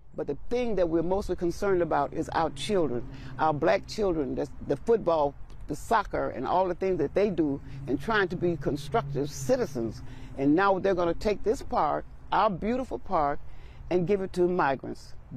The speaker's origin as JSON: {"language": "English", "town": "Chicago", "region": "Illinois", "country": "United States", "tie": "born or raised there", "said": "I was born and raised in South Shore."}